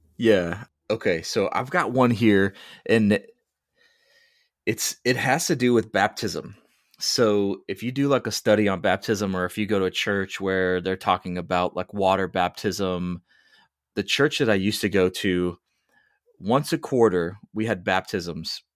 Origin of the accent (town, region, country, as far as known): United States